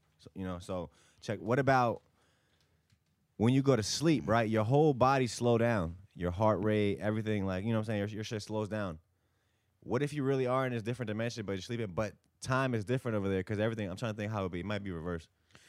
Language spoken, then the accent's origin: English; Bosnia & Herzegovina; moved away; when I came from Bosnia, I lived in, you know.